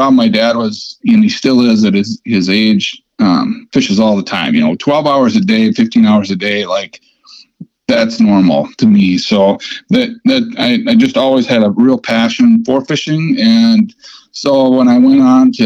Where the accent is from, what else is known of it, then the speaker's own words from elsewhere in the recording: South Dakota, United States; I grew up in South Dakota